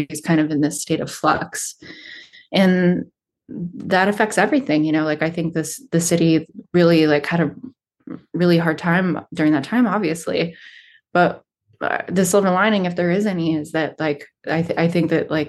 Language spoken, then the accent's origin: English; Stockton, California, United States; Well, I feel like I've kind of lived in Stockton in three very different phases of its existence. So I moved here when I was pretty little.